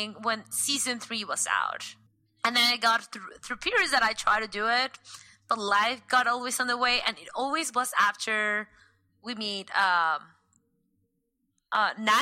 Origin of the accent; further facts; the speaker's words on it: Mexico; first language Spanish; English is a second language; moved away as an adult; now in Pittsburgh, United States; I'm Mexican. So I'm studying my PhD in Pittsburgh, Pennsylvania. So English is not my first language